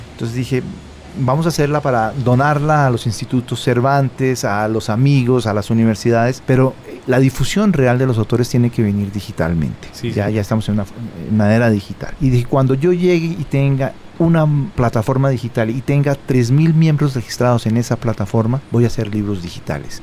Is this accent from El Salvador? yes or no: no; Bogotá, Colombia; now in Denmark; yo soy bogotano